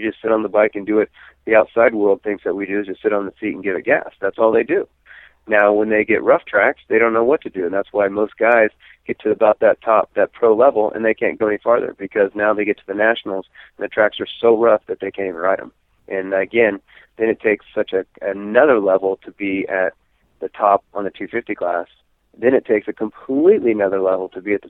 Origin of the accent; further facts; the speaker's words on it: Escondido, California, United States; born and raised in Escondido